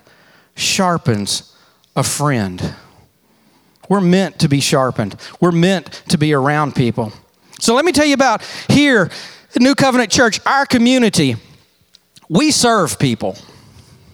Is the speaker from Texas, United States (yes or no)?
yes; Texas, United States; I'm from Texas